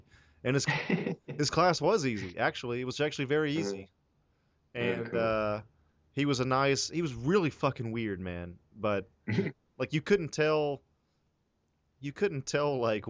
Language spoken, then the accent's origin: English; the South, United States; now in Los Angeles, United States; I'm from the South